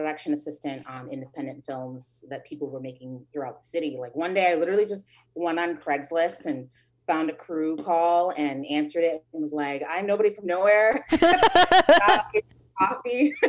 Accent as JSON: {"language": "English", "town": "Chicago", "region": "Illinois", "country": "United States", "tie": "born or raised there", "said": "I was born in Chicago and put up for adoption, I believe, when I was around 2 years old"}